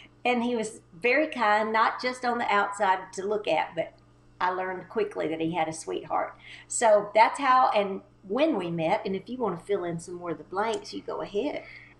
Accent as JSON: {"language": "English", "region": "Texas", "country": "United States", "moved": "as an adult", "lives_now": "Nashville, United States", "said": "I moved from Texas, East Texas, in 1982 to try to get on the Grand Ole Opry."}